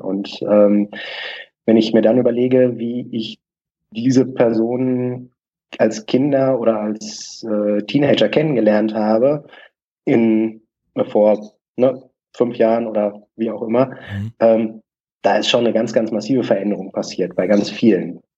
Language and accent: German; Bochum, North Rhine-Westphalia, Germany; habe dann ein Probetraining in einem Verein bei uns in Bochum gemacht